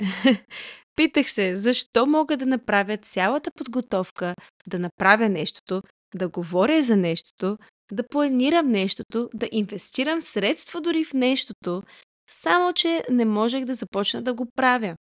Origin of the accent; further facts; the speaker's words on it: Varna, Varna Province, Bulgaria; moved away; also born or lived in Canada; Родом съм от Варна, но съм прекарала по-голямата част от съзнателният си живот в Канада.